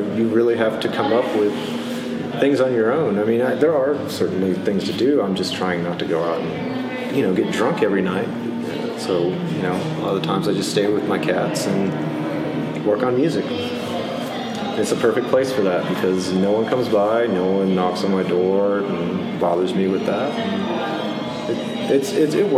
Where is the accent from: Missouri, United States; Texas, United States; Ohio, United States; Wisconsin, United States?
Texas, United States; Midland; now in Austin, United States; Born in Midland, Texas in 1982, and left around 2000 to start college